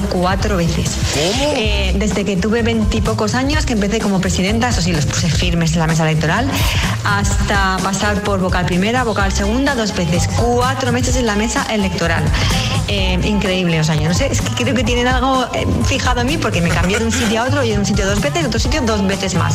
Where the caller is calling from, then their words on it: Valencia, Valencian Community, Spain; llamo desde Valencia